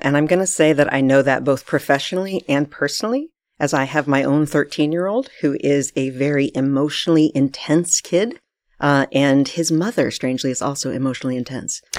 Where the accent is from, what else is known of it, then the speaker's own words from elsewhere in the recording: United States; moved away as an adult; now in Vancouver, Canada; I'm actually from the States, as you know.